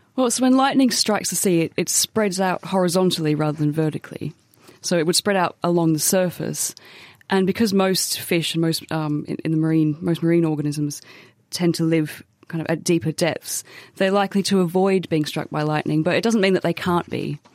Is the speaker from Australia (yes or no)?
yes; Australia; as an Australian